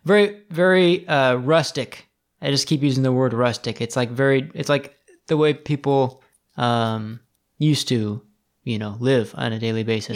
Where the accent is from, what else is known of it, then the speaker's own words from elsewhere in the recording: United States; I grew up in America